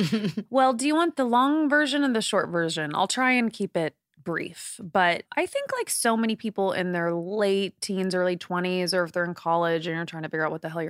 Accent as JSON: {"language": "English", "region": "Indiana", "country": "United States", "said": "I mean, I'm from the Midwest in Indiana. And so Hollywood for me, because I'd never really left Indiana."}